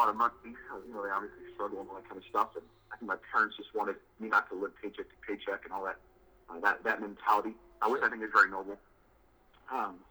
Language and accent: English; Utah, United States; also born or lived in Kentucky / Tennessee; now in Colorado, United States; I grew up in Utah and have spent the last decade in the South Kentucky, Tennessee area, and I currently live in Colorado